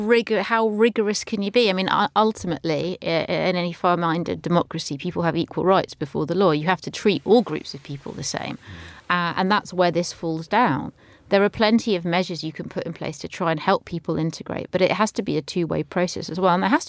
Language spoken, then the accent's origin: English; London, United Kingdom; English is a second language; I grew up in London, not speaking English at home, not celebrating Christmas, and I feel pretty well integrated myself.